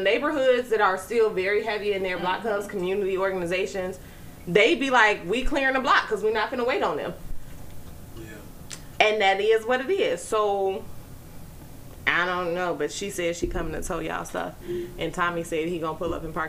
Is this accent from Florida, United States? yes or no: no; Chicago, Illinois, United States; As a Chicagoan